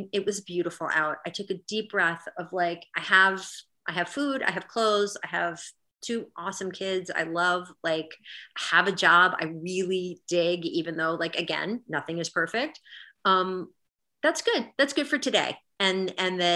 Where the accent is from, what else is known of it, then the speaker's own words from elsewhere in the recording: Washington, District of Columbia, United States; I grew up in Washington, D.C.